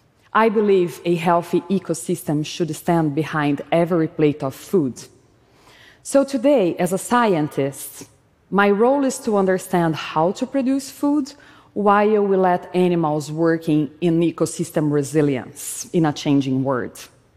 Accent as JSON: {"language": "English", "country": "Brazil", "tie": "born or raised there", "said": "was a child, growing up in Brazil, I would play by stepping on cow's poop, barefoot"}